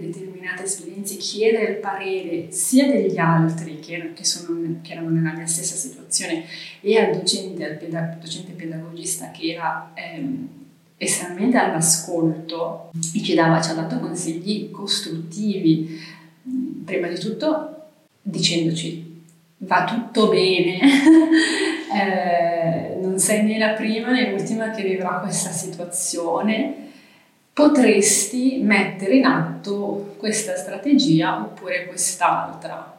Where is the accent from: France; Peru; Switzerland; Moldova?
Switzerland; Mendrisio, Ticino; also born or lived in Lausanne / Geneva / Sri Lanka; sono nata e cresciuta a Mendrisio